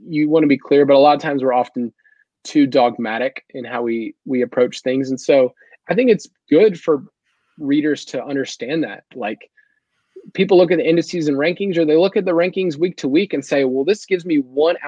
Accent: the South, United States; I'm from the South. It's rough sometimes the way I talk

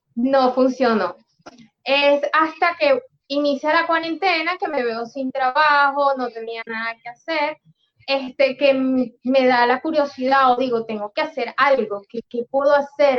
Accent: Venezuela; moved away as an adult; now in Peru; cuando salimos de Venezuela

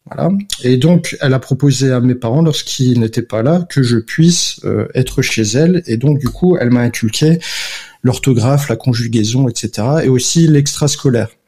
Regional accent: Algeria; moi, je suis algérienne.

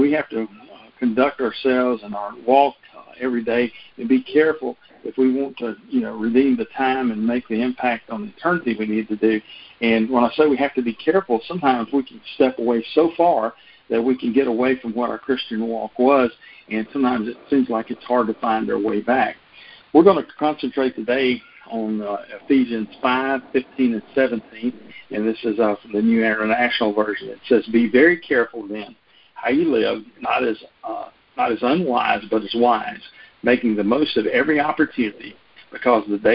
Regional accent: North Louisiana, United States; where I grew up in North Louisiana

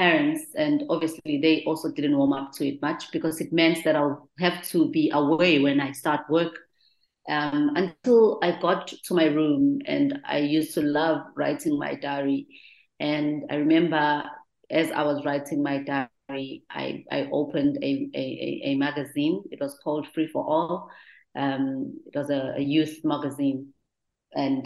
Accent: Durban, KwaZulu-Natal, South Africa; I grew up in the Clermont Township in Durban.

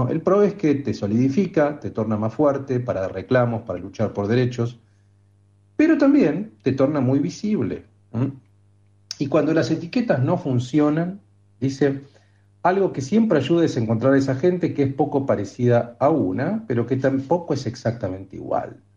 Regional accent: Australia; Spanish is a second language; now in United States; En el contexto de Estados Unidos no soy estadounidense, es australiana. Soy una estadounidense en reserva, vengo de las antípodas, del hemisferio sur.

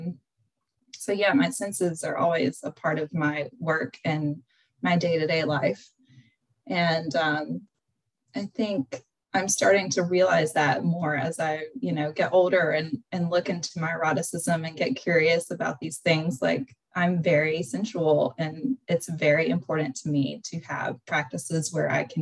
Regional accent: Western North Carolina, United States; I grew up in Western North Carolina, which is my accent.

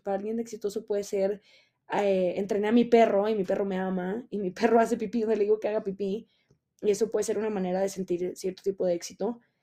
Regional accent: Mexico; moved away; estoy grabando desde la Ciudad de México. Es correcto, estoy de regreso en mi país

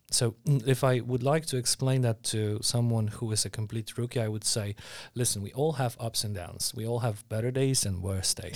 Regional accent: Warsaw, Masovian Voivodeship, Poland; I was born and raised in Warsaw

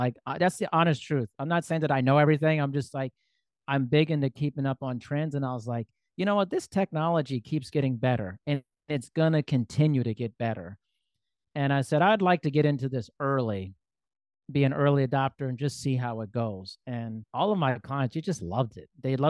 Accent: Germany; born there; also born or lived in United States; And so I wasn't born in the United States. I was born in Germany. I've lived there twice.

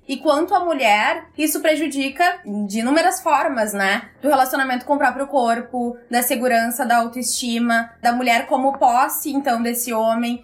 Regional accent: Porto Alegre, Rio Grande do Sul, Brazil; sou de Porto Alegre

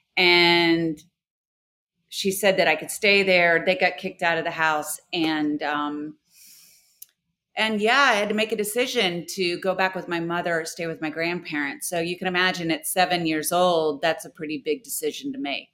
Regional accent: Houston, Texas, United States; I'm from Houston

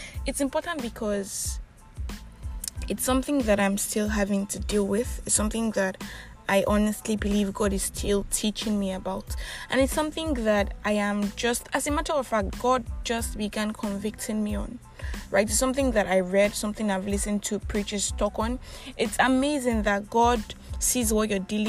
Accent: Nigeria; I am that Nigerian Christian talkaholic

